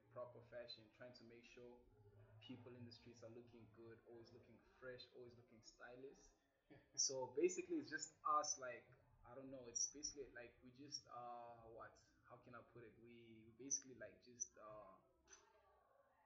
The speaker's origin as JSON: {"language": "English", "country": "DR Congo", "moved": "yes", "lives_now": "Pretoria, South Africa", "said": "I come from the Democratic Republic of Congo, but I'm currently based in South Africa, Pretoria."}